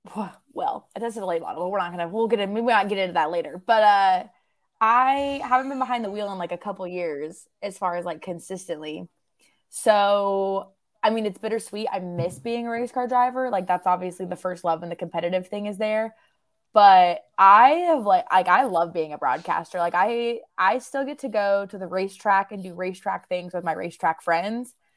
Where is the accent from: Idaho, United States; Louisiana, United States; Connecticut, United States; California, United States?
Idaho, United States; Southern; moved away as an adult; now in North Carolina, United States; I'm born and raised in Southern Idaho, grew up out there